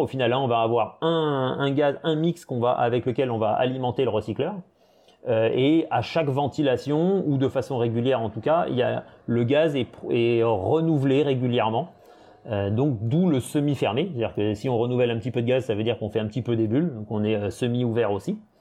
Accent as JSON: {"language": "French", "country": "French Polynesia", "tie": "born or raised there", "also_born_or_lived": "Brest / Perpignan", "moved": "yes", "said": "j'ai passé toute mon enfance en Polynésie, j'ai fait toute ma scolarité en Polynésie"}